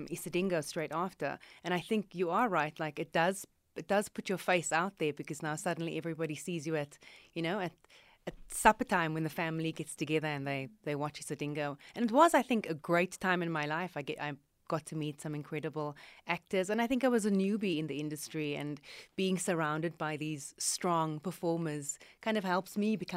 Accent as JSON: {"language": "English", "country": "South Africa", "said": "we come all the way from South Africa"}